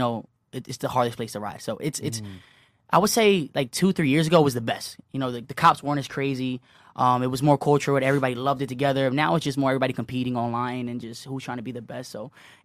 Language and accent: English; Philadelphia, Pennsylvania, United States; I grew up in North Philly